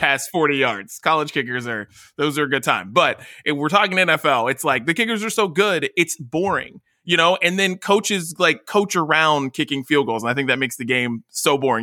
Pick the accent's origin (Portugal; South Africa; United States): United States; West Virginia; moved away; I'm from West Virginia. So, like, I lived in the small state.